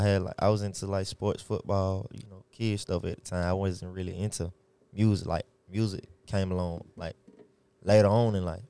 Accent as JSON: {"language": "English", "town": "Atlanta", "region": "Georgia", "country": "United States", "tie": "born or raised there", "said": "I'm born and raised in Atlanta, Georgia, from the west side to the east side"}